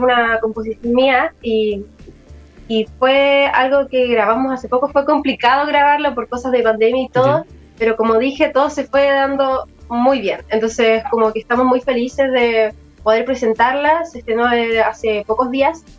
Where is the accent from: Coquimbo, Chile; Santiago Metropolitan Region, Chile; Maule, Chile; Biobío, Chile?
Santiago Metropolitan Region, Chile; Santiago; aquí de Santiago